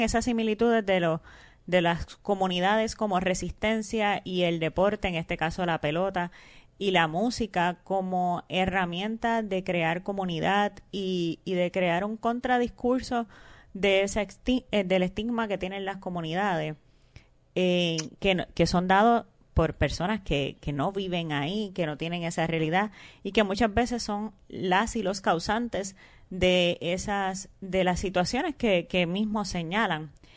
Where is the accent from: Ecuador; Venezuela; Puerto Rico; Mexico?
Puerto Rico; nuestra identidad como, como puertorriqueña y puertorriqueño